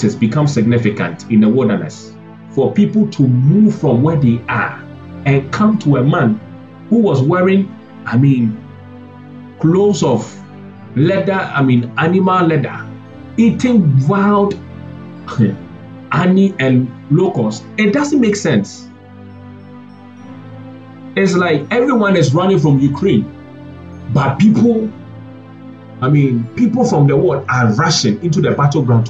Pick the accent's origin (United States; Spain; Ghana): Ghana